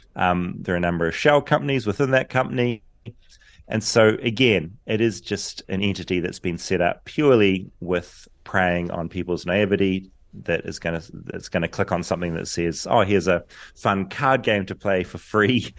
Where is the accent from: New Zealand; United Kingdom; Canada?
New Zealand; now in Los Angeles, United States; a forty-year-old Kiwi